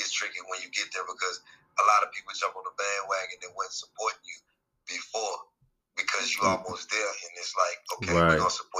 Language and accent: English; Charlotte, North Carolina, United States; Born and raised in Charlotte, West Side, Tennessee, for sure.